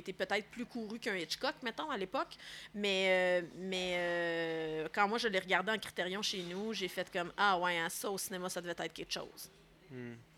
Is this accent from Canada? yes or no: yes; Laurentides, Quebec, Canada; moi, je viens des Laurentides